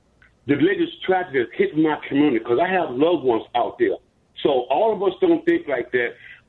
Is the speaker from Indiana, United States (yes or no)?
no; Chicago, Illinois, United States; I'm a baby boomer. I was born and raised in Chicago. I'm a black man